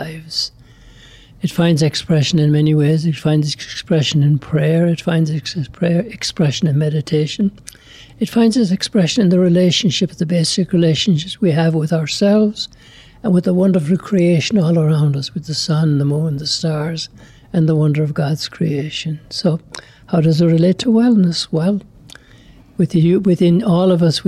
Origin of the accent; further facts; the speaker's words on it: Ireland; moved away as an adult; now in Lubbock, United States; I'm from Ireland. I like to describe myself as FBI, foreign-born Irish